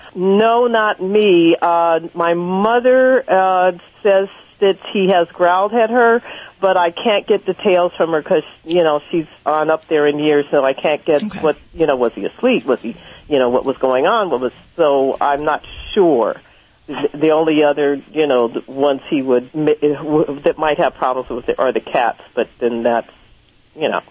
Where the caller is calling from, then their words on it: Los Angeles, California, United States; I'm calling from Los Angeles